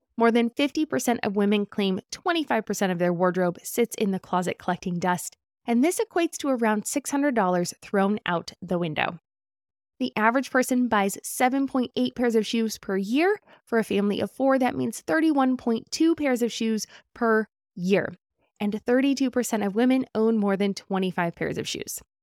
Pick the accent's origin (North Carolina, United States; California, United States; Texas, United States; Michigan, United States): California, United States; As a Californian